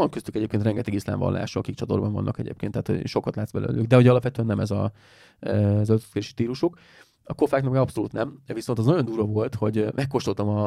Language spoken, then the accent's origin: Hungarian; Hungary; Kérdezte tőlem, hogy honnan jöttem. Ez a, Where are you come from? Mondom, from Hungary.